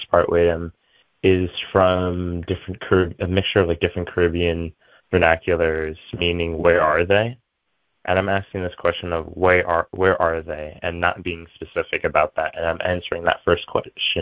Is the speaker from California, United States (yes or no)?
no; New York, United States; I was born here in New York